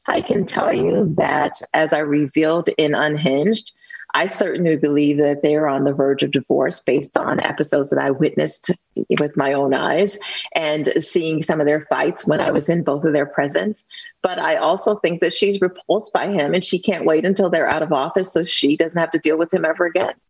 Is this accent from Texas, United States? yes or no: no; Youngstown, Ohio, United States; a little girl with learning disabilities growing up in the Westlake projects